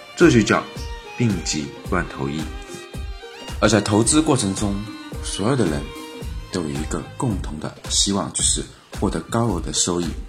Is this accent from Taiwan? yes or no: no; China; 都说我们中国人聪明。因为我们是最会投机取巧的民族